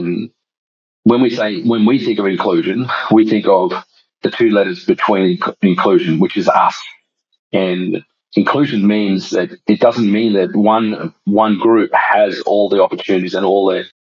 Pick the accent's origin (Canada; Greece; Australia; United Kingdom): Australia; also born or lived in Larrakia Nation land (Darwin area); I'm from the Kalkaroon and Wainia Nation, and as an Indigenous man, I grew up experiencing this problem